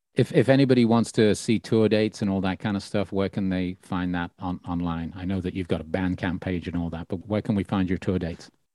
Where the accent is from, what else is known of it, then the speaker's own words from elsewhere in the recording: Birmingham, West Midlands, United Kingdom; my hometown of Birmingham originally